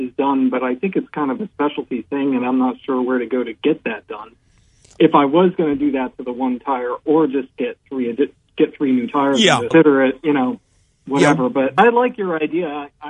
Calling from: Delaware, United States

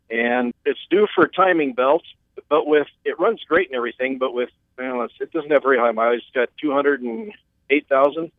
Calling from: Billings, Montana, United States; I'm calling from Billings, Montana.

